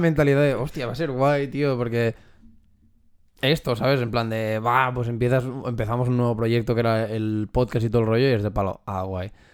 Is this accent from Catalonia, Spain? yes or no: yes; Catalonia, Spain; nosotros que somos de aquí de Cataluña